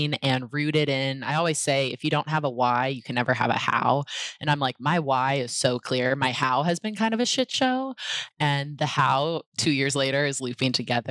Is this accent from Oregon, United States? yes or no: yes; Portland, Oregon, United States; moved away; also born or lived in New York / San Francisco Bay Area; I grew up in Portland, Oregon